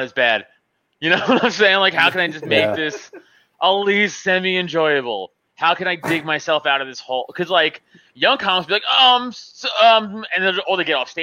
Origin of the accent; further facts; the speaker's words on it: New York City, New York, United States; moved away as an adult; now in Pennsylvania, United States; I'm Staten Island fucking raised, you know, so I'm a New Yorker